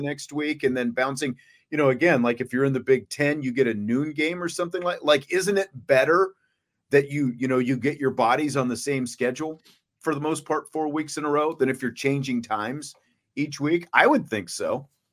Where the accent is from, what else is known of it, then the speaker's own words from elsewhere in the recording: Kansas, United States; growing up where I grew up in Kansas